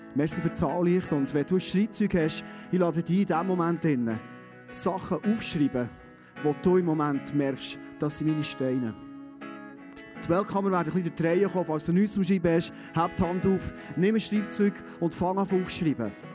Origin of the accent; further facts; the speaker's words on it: Bernese Oberland, Switzerland; Kennen wir als Berner Oberländer, oder? Wir haben fast nie Nebel